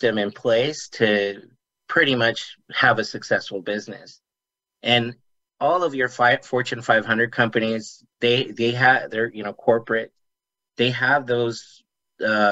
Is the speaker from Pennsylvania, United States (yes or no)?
no; Las Vegas, Nevada, United States; I live here in Las Vegas, Nevada. I grew up here in Las Vegas